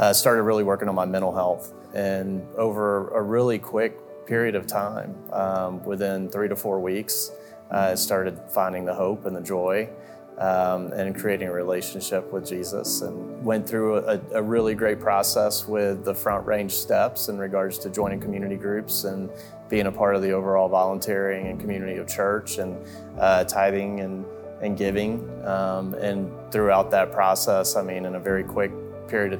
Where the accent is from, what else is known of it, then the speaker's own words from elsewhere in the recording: Central Florida, United States; moved away as an adult; now in Colorado, United States; I grew up in Central Florida. We moved to Colorado in 2016.